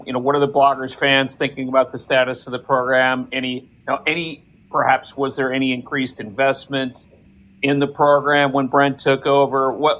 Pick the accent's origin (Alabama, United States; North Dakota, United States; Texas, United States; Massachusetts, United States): North Dakota, United States; I am from North Dakota.